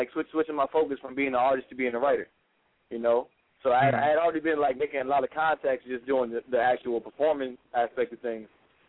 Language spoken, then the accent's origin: English; Maryland, United States; He's actually from the same area I grew up with in my hometown out in Maryland.